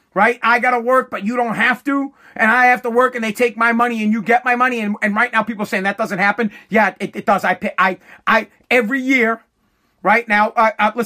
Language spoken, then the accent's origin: English; United States; As an American